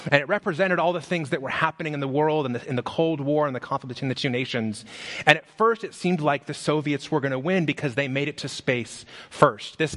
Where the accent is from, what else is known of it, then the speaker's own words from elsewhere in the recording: Las Vegas, Nevada, United States; I grew up in Las Vegas, and when I was, I don't know how old that is, five, six years old, it snowed in Las Vegas.